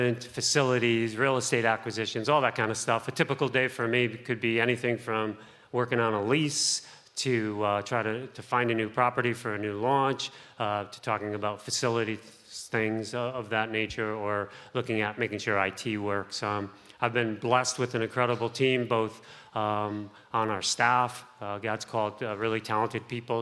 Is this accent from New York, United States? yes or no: no; Bridgeport, Connecticut, United States; now in New Haven, United States; I grew up in Bridgeport